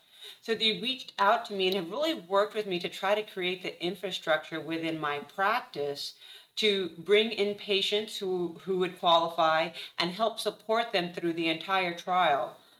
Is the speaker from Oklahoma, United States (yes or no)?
no; Mission, Texas, United States; moved away as an adult; also born or lived in Houston, Texas; now in San Antonio, United States; So I'm actually originally from the Rio Grande Valley, Mission, Texas, right in the border between Texas and Mexico. Did my undergraduate training down there and then moved to Houston